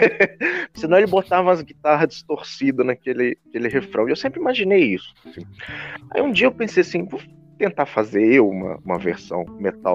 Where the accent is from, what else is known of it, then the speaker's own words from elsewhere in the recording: Brazil; nos identifica como brasileiros